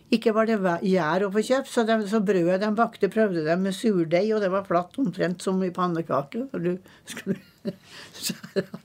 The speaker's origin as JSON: {"language": "Norwegian", "region": "Trøndelag", "country": "Norway", "tie": "born or raised there", "also_born_or_lived": "Eastern Norway", "moved": "as an adult", "said": "Og jeg er født i Trøndelag. Men jeg har eh, vært på Østlandet siden jeg var 19"}